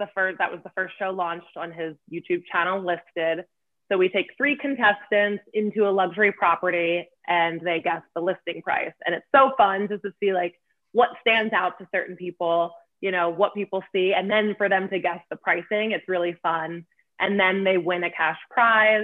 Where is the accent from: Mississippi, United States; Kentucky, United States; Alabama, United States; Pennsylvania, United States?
Pennsylvania, United States; Lancaster; now in New York, United States; I'm from Lancaster, Pennsylvania. I live in New York